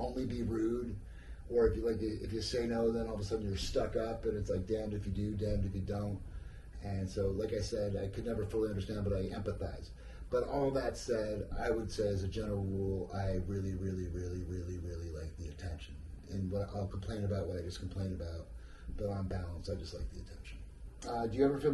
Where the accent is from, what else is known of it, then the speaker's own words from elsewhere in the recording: New Jersey, United States; I'm from New Jersey. I am so fucking American